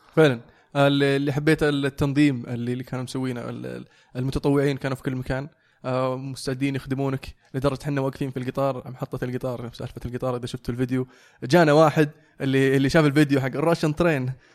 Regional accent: Saudi Arabia; انك سعودي

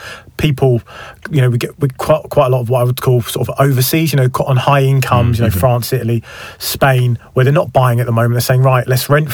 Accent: Wembley, London, United Kingdom; I'm from Wembley, single parent family

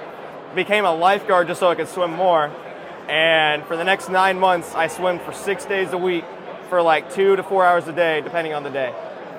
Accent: Tennessee, United States; A little bit everywhere, but I claim Tennessee is my home state. I love it out there.

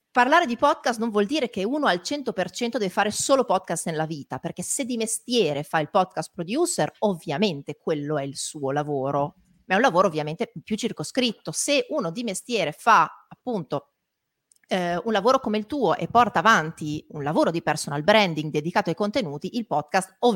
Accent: Emilia-Romagna, Italy; Eh, io da Emiliana fortemente... posso darti ragione

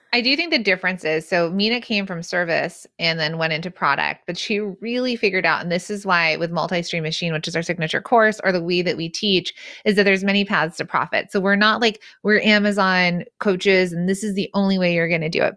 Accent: the San Fernando Valley, California, United States; accent: Valley Girl; I'm actually from the Valley.

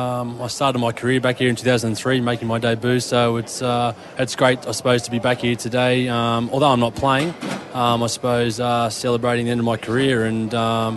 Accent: Wollongong, New South Wales, Australia; I grew up in Wollongong.

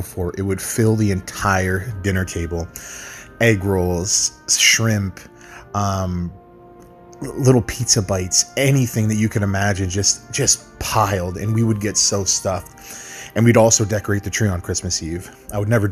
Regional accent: Loretto, Ontario, Canada; I'm from Loretto, Ontario, Canada. It's a small town just north of Toronto.

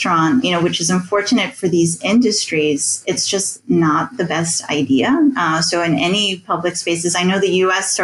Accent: New York City, United States; moved away as an adult; now in Rome, Italy; I grew up in the New York City, New Jersey area.

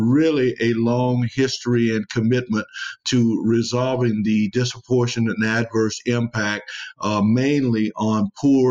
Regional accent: Louisiana, United States; I grew up in Louisiana, and where oil and gas is king

